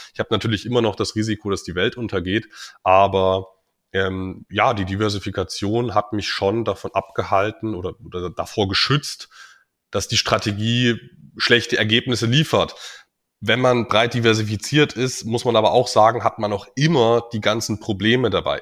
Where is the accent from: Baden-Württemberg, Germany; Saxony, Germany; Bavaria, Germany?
Saxony, Germany; Dresden; now in Magdeburg, Germany; Privat bin ich in Dresden aufgewachsen, wohne mittlerweile in Magdeburg.